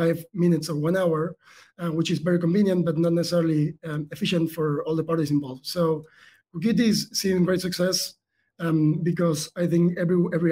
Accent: Argentina; moved away; the accent might tell a cue there. Like, I was born in South America. I'm from Argentina originally

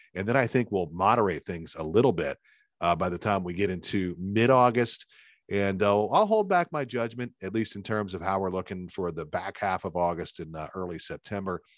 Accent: Lancaster County, Pennsylvania, United States; I grew up in Lancaster County, uh, very famous for tomatoes.

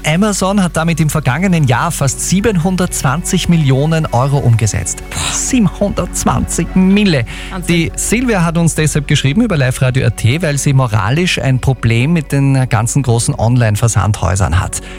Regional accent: Austria; bei uns in Österreich

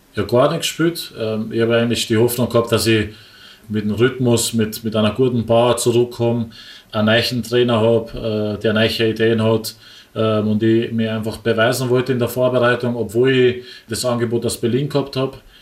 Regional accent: Wels, Upper Austria, Austria; moved away as an adult; also born or lived in Dubai; now in Linz, Austria; als Oberösterreicher

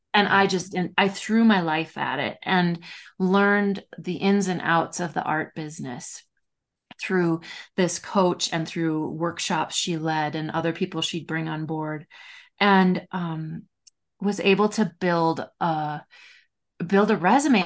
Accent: Minnesota, United States; I'm this Minnesotan

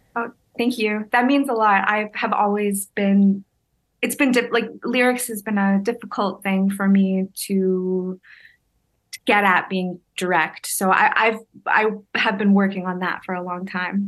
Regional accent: Hamilton, Ontario, Canada; moved away; I grew up in Hamilton

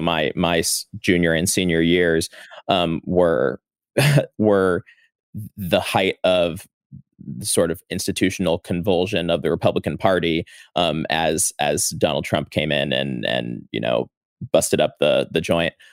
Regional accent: St. Louis, Missouri, United States; moved away as an adult; now in Washington, D.C., United States; I'm from Saint Louis. I, uh, have lived in D C since twenty seventeen

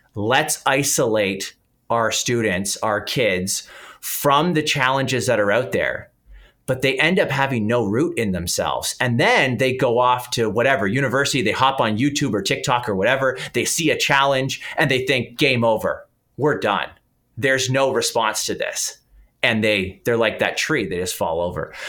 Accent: Canada; accent: Canadian; I'm Canadian, people will probably pick up the accent

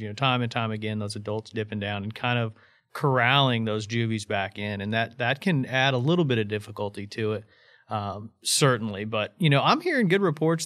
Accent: Indiana, United States; moved away as an adult; also born or lived in Arkansas; growing up in Indiana my whole life

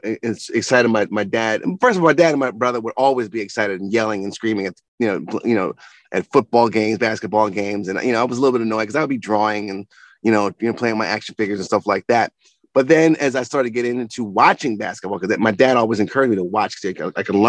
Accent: New York City, New York, United States; I am from Brooklyn

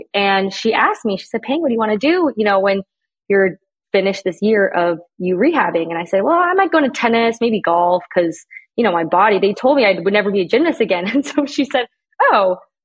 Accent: Canada; moved away as an adult; I'm Canadian.

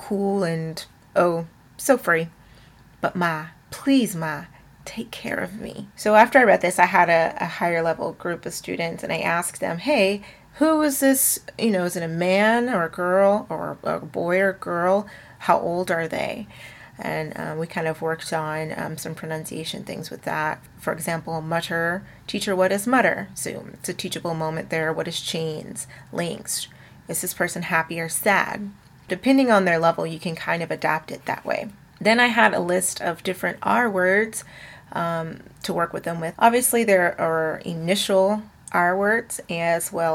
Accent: the South, United States; I am from the South

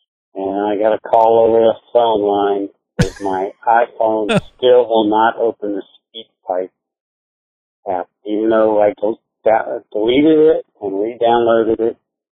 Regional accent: United States; accent: redneck

